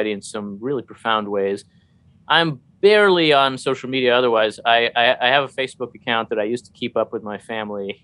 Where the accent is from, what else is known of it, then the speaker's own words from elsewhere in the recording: New Jersey, United States; now in Maryland, United States; a foreign-born Jewish PhD. I grew up in New Jersey and live in Maryland